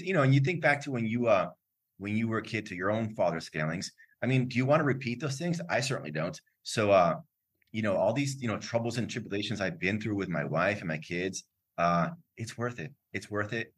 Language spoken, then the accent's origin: English; Miami, Florida, United States; moved away as an adult; also born or lived in Lima, Peru; I was born in Florida, grew up in Miami, my parents are Cuban, so I speak Spanish